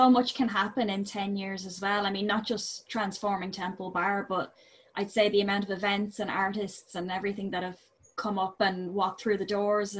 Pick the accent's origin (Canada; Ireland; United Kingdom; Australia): Ireland; we're known for being so welcoming and so inclusive.